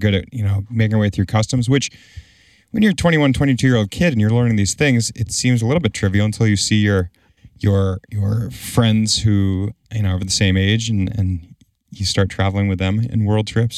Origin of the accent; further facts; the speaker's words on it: New England, United States; close to my hometown. back here in New England